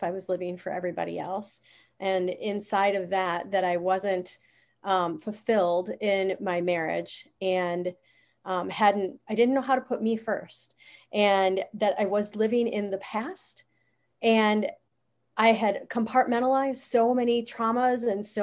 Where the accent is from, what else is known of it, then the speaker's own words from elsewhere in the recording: Wisconsin, United States; I grew up in Wisconsin, so I'm a Wisconsinite.